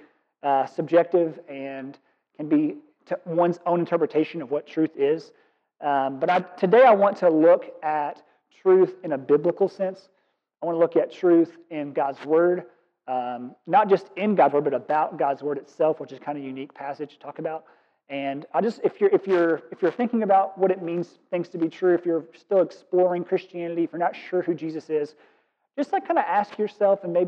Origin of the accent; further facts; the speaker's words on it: Kentucky, United States; moved away; Born and raised in Kentucky, and I'm proud of it